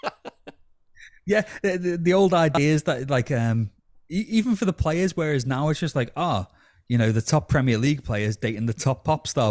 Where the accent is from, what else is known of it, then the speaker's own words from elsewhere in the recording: New Brighton, North West England, United Kingdom; I'm from New Brighton, which is, you know, from my old flat I could see Anfield